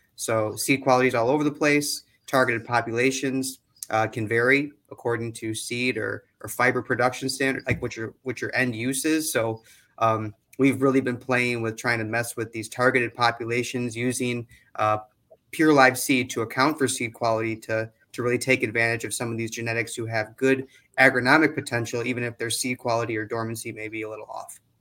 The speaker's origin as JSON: {"language": "English", "region": "Wisconsin", "country": "United States", "also_born_or_lived": "Illinois", "said": "I'm actually from Wisconsin and a Badger, uh, so I get to go back to my alma mater."}